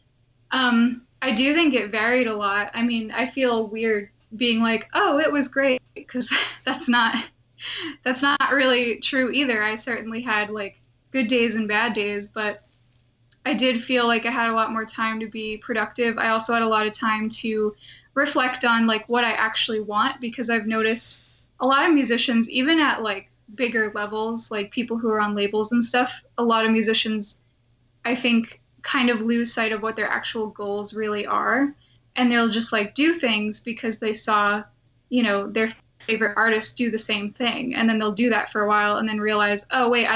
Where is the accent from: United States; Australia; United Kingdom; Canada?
United States; Massachusetts; moved away as an adult; also born or lived in Rhode Island; now in California, United States; I'm originally from Massachusetts, so I was in the Rhode Island Children's Chorus for a while